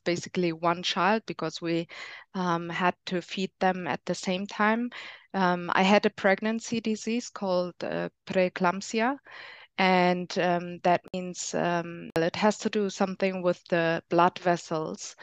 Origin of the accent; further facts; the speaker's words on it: Germany; now in Spain; I'm from Germany, but I live in Spain